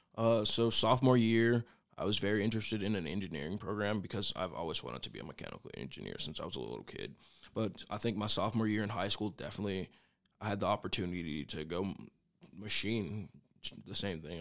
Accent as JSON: {"language": "English", "town": "Oklahoma City", "region": "Oklahoma", "country": "United States", "moved": "as an adult", "lives_now": "Goodland, United States", "said": "I'm from Oklahoma City"}